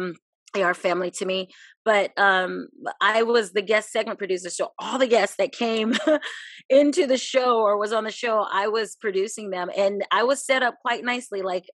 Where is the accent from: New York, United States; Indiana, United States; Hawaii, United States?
Hawaii, United States; also born or lived in Germany / Virginia Beach; I was born in Germany. Yes, military family, people always ask. My father was in the Air Force, raised in Hawaii, and lived in Virginia, Virginia Beach, Chesapeake area for about 22 years.